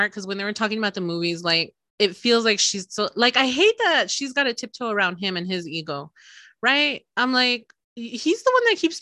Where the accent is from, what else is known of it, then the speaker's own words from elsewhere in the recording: the South, United States; I'm a Southerner